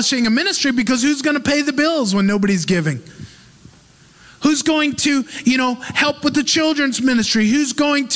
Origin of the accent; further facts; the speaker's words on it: United States; moved away; as an American